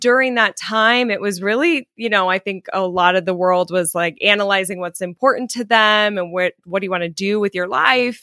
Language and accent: English; Colorado, United States; moved away as an adult; also born or lived in California; originally I'm from Colorado, but twelve years ago, I moved to California